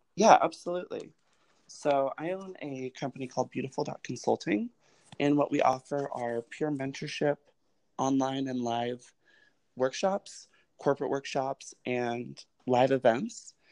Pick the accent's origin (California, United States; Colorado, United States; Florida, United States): Colorado, United States; moved away; also born or lived in Los Angeles / New York / Atlanta; I grew up in Colorado, which is primarily white, but extremely progressive